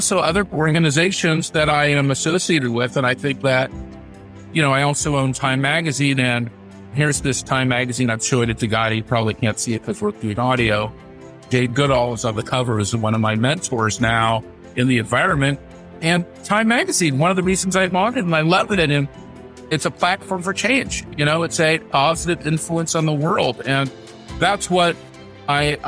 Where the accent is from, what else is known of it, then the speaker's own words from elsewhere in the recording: San Francisco, California, United States; I'm born and raised in San Francisco. I'm a San Franciscan, fourth generation